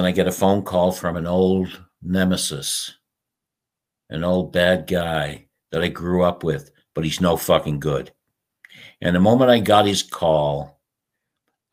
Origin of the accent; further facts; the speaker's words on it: St. John's, Newfoundland and Labrador, Canada; also born or lived in Jamaica / Colombia; I was born in St. John's, Newfoundland in Canada, which is where I am right now.